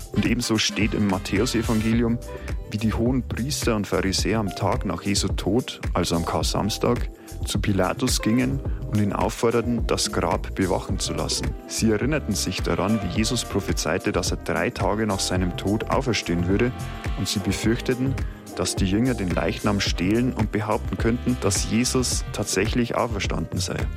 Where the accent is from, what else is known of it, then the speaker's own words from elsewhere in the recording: Germany; Bei uns in Deutschland